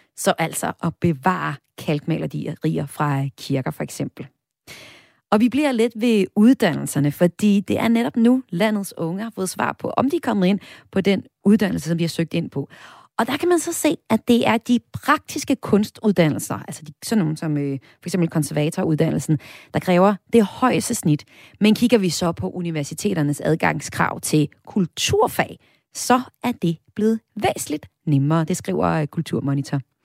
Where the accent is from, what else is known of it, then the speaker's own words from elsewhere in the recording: North Jutland, North Denmark Region, Denmark; Jeg kommer selv fra Nordjylland